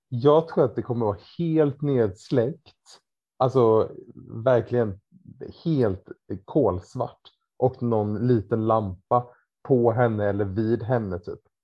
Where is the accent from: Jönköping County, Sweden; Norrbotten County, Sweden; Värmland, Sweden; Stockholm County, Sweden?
Jönköping County, Sweden; Ramkvilla; gympan hemma i Ramkvilla på måndagkvällar.